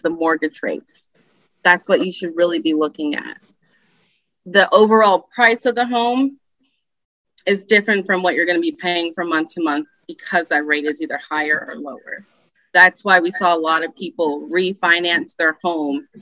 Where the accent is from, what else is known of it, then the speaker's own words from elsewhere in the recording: Allen, Texas, United States; I am from the Dallas area. As I said, I grew up in Allen